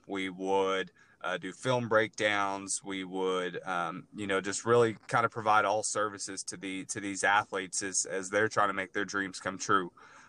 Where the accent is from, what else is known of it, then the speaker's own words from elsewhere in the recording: Texas, United States; also born or lived in Iowa / San Antonio, Texas; I'm originally from Texas.